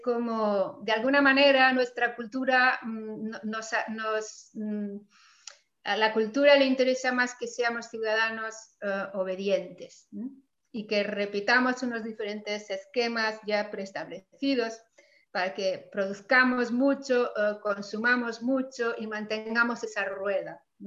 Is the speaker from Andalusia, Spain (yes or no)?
no; Mallorca, Balearic Islands, Spain; de mi tierra de Mallorca